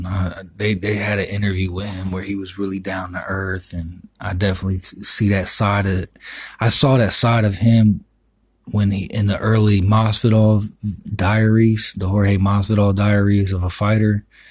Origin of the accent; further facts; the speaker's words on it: Miami, Florida, United States; I'm from Miami